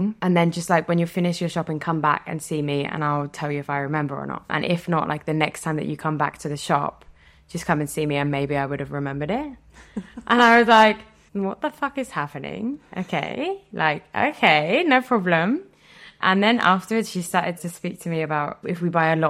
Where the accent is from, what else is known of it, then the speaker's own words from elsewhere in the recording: Reading, South East England, United Kingdom; moved away as an adult; now in France; I'm from Reading